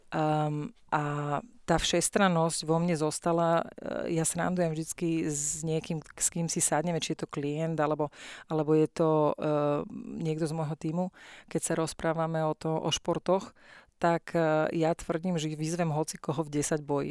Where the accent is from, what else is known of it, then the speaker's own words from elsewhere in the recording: Slovakia; moved away as an adult; also born or lived in Myjava, Slovakia / United States; som Slovenka